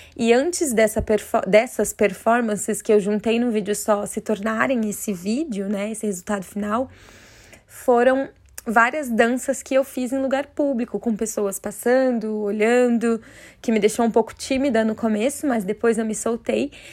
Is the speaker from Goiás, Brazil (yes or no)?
no; Curitiba, Paraná, Brazil; eu sou de Curitiba, no Paraná